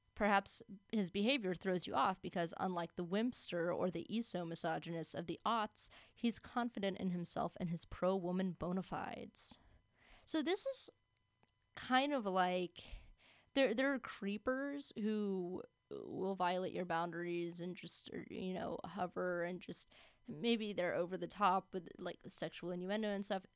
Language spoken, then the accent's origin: English; Florida, United States; I'm from Florida